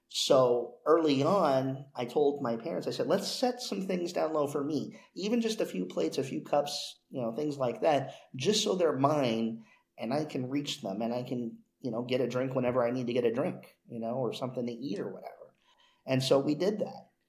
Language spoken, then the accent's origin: English; moved from L.A. around age six, California, United States; also born or lived in Los Angeles, California; when I moved to my my current town, my hometown uh, from L.A.